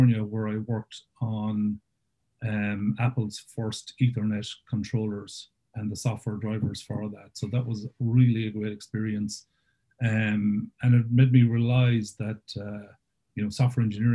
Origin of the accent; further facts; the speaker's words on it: Claremorris, Connacht, Ireland; moved away as an adult; also born or lived in Cork; originally I'm from Claremorrison, County Mayo